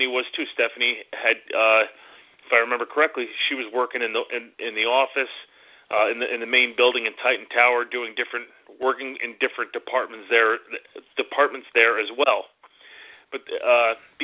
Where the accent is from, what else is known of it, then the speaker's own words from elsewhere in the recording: Northeast, United States; we're from the Northeast.